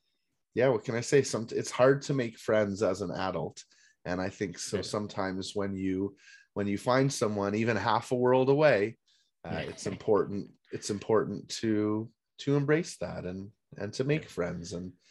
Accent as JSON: {"language": "English", "region": "Minnesota", "country": "United States", "said": "I'm from Minnesota."}